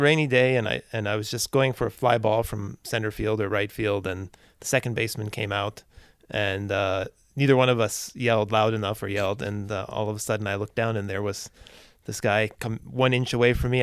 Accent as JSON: {"language": "English", "town": "Cincinnati", "region": "Ohio", "country": "United States", "moved": "yes", "lives_now": "Boston, United States", "said": "I come from Cincinnati, but I live in Boston"}